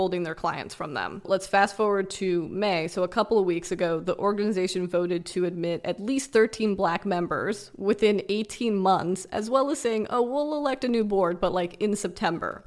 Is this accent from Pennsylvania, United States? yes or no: no; Los Angeles, California, United States; I grew up in Los Angeles